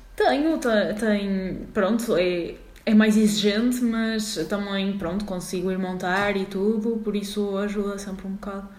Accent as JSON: {"language": "Portuguese", "town": "Porto", "region": "Norte", "country": "Portugal", "moved": "as an adult", "lives_now": "Lisbon, Portugal", "said": "sou do Porto um, e pronto, estou a estudar na Faculdade de Medicina Veterinária de Lisboa"}